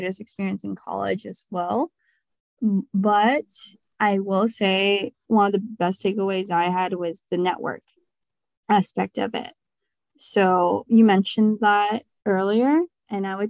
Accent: Bellevue, Washington, United States; growing up in Bellevue

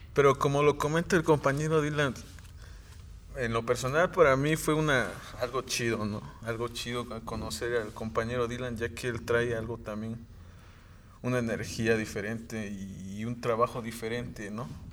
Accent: Amayuca, Morelos, Mexico; Soy originario de Amayuca, pertenezco al municipio de aquí de Janteterco

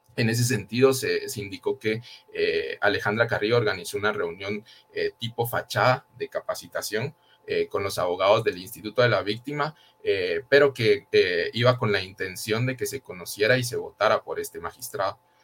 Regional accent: Guatemala; nosotros como guatemaltecos y guatemaltecas

